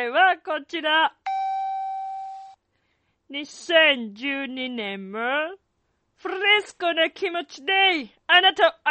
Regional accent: Italy; Japanese is a second language; あ、そうだよ。生まれも育ちも。

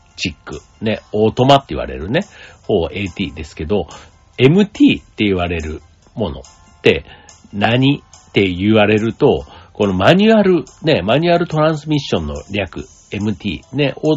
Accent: Kansai, Japan; accent: Kansai-ben; moved away as an adult; now in Kanto, Japan; 僕関西出身だと

